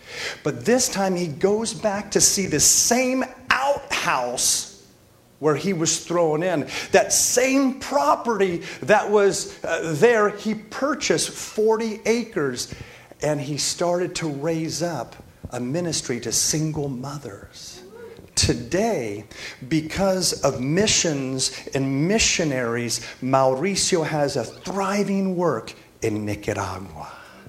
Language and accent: English; California, United States; also born or lived in Florida; I'm from California and Florida as well, kind of growing up, an ex-surfer.